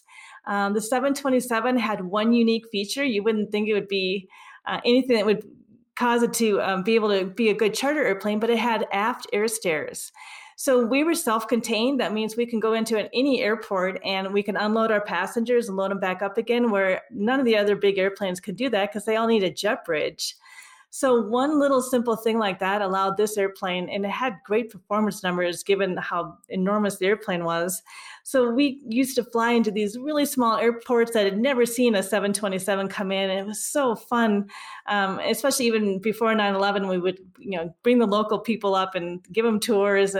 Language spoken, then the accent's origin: English; Minnesota, United States; now in Colorado, United States; I'm originally from Minnesota